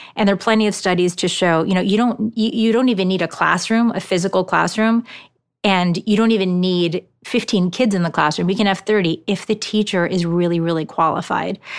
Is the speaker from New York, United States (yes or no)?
yes; New York City, New York, United States; first language Japanese; English is a second language; moved away as an adult; also born or lived in Hong Kong / Shanghai / Tokyo / Palo Alto; I'm originally from New York City